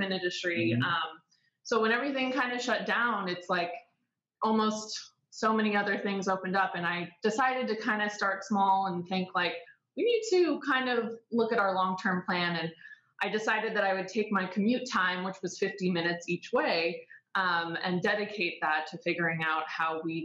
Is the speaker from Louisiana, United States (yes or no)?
no; San Diego, California, United States; I'm from San Diego